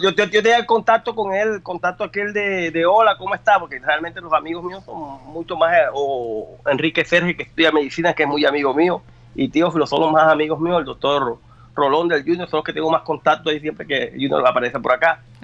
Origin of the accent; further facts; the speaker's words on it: Colombian Caribbean coast, Colombia; now in Brazil; nosotros costeños